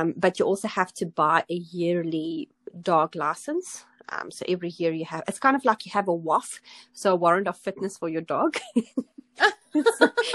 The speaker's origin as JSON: {"language": "English", "country": "South Africa", "moved": "as an adult", "lives_now": "New Zealand", "said": "I'm originally from South Africa, so I've been living in New Zealand for 8 years"}